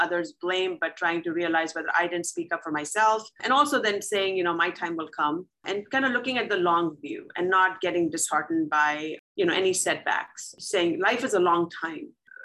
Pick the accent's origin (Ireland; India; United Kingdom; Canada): India; moved away as an adult; now in St. Louis, United States; I grew up in India